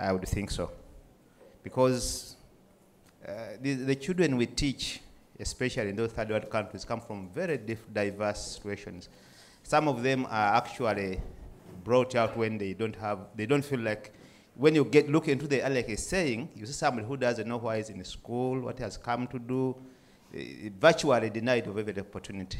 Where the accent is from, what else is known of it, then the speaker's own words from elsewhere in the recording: Uganda; I come from Uganda.